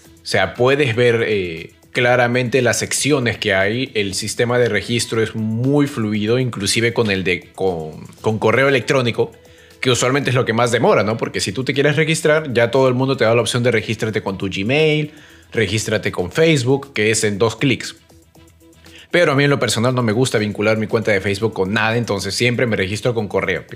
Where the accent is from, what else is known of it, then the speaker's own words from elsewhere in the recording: Peru; como peruanos